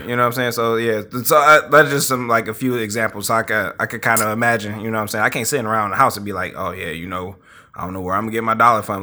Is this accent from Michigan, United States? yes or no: yes; Highland Park, Michigan, United States; I grew up in Highland Park